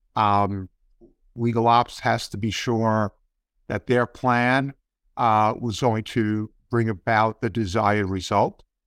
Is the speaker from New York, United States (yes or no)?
yes; New York City, New York, United States; I grew up on the Lower East Side of Manhattan before it was really a cool place to live